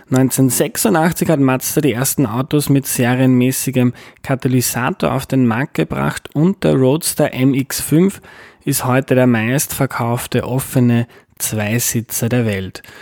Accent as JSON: {"language": "German", "region": "Tyrol", "country": "Austria", "lives_now": "Vienna, Austria", "said": "Ich komme ursprünglich aus"}